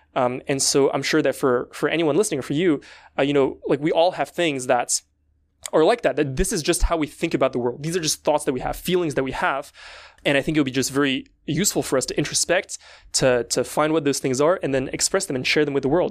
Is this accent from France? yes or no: yes; France; I come from France